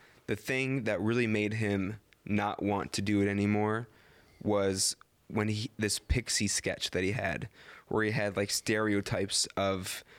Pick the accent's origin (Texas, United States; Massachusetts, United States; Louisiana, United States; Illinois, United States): Illinois, United States; we're from Illinois.